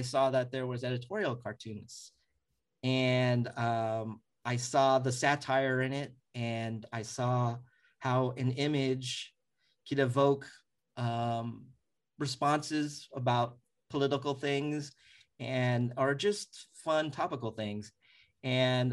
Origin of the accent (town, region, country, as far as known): San Diego, California, United States; born or raised there; moved away as an adult; also born or lived in Oakland; now in Bay Area, United States